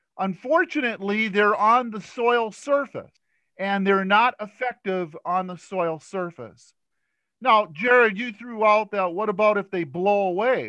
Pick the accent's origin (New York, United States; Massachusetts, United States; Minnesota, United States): Minnesota, United States; Stearns County; I grew up in Stearns County, and my father used to use atrazine